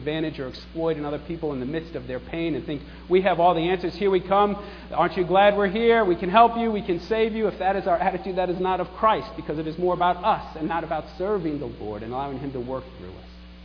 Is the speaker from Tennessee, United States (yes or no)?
no; New York, United States; I was a little troubled living in New York and growing up in New York